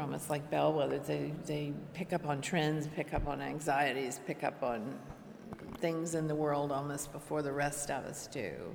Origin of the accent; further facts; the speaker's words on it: Washington, District of Columbia, United States; I was born and raised in Washington, D.C.